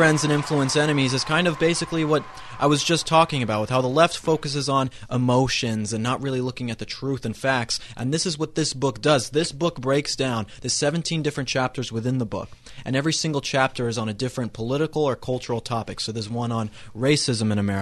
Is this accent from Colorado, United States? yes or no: yes; Colorado, United States; I grew up in Colorado